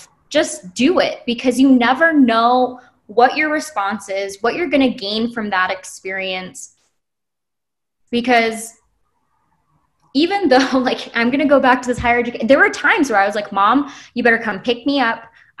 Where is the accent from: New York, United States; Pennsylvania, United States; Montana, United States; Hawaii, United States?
Hawaii, United States; But we're still from Hawaii. We are technically an out-of-state student from Hawaii, but our paths are so different.